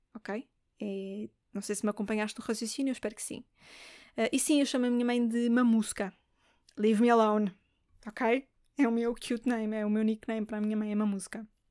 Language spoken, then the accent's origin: Portuguese; Lisbon, Portugal; Eu sou de Lisboa